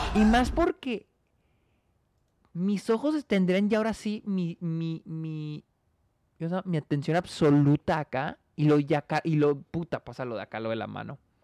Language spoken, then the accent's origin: Spanish; Mexico